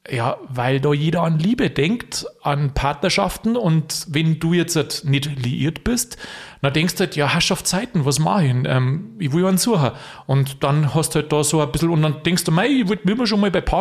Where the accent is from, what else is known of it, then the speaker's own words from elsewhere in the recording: Vilsbiburg, Bavaria, Germany; ich komme ja aus Friesbüburg, da ist man zugegangen, also Halligalli, das ist ja Wahnsinn, wie es da abgeht.